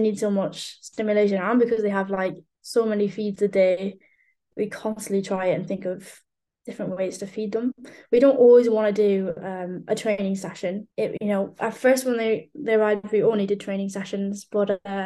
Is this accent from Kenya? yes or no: no; Ireland; now in United Kingdom; being Irish